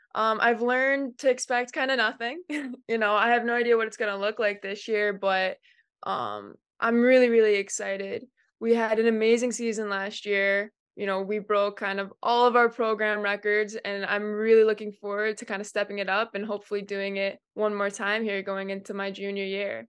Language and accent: English; Cleveland, Ohio, United States; moved away; I'm from Cleveland, Ohio